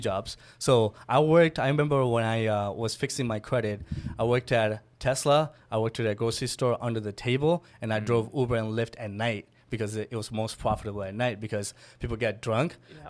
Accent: Miami, Florida, United States; So I'm from Miami. Originally grew up there

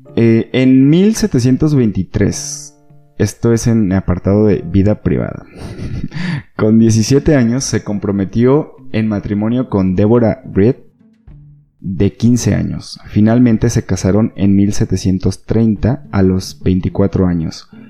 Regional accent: Sinaloa, Mexico; now in Guadalajara, Mexico; Yo pues soy de Sinaloa

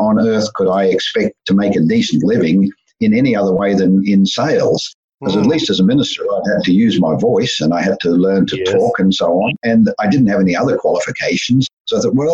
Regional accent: Melbourne, Victoria, Australia; I grew up in Australia and born in Melbourne and largely raised in Melbourne

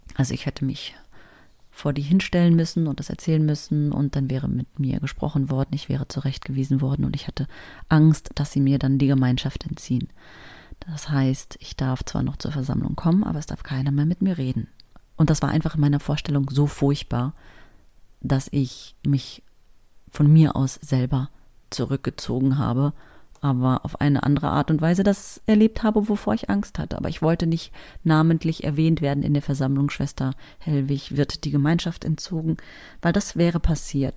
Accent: Berlin, Germany; Und wir sind in Berlin-Spandau groß geworden

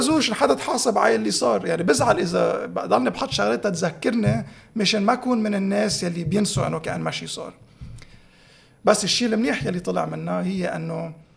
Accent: Tripoli, North Governorate, Lebanon; أنا من طرابلس، هونيك

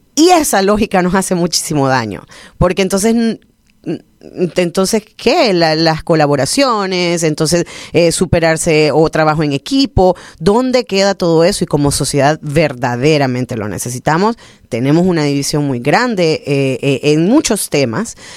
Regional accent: Honduras; somos bien catrachos

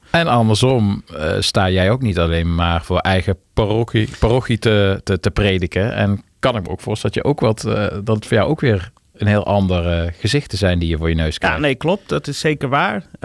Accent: Friesland, Netherlands; ik kom uit Friesland

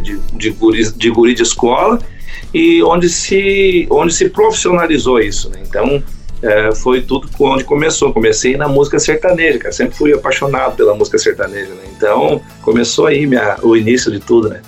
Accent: Santo Ângelo, Rio Grande do Sul, Brazil; also born or lived in Gravataí, Rio Grande do Sul; now in Santa Rosa, Brazil; eu sou nascido e criado em Santo Ângelo, né, no Rio Grande do Sul

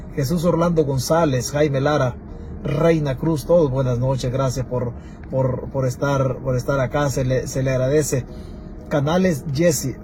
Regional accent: Santa Rita, Chalatenango, El Salvador; mi pueblo, de Santa Rita

